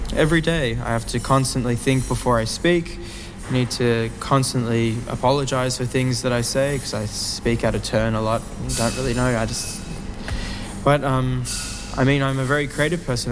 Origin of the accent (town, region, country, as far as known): Australia